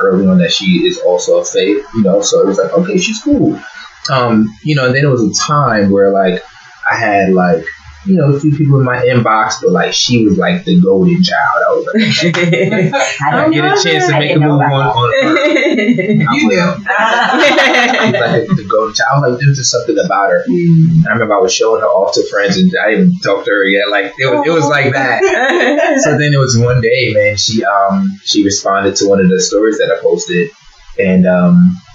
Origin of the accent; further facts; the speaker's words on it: New York, United States; moved away; also born or lived in Los Angeles; I'm originally from New York. I moved to LA, and I was working doing music out there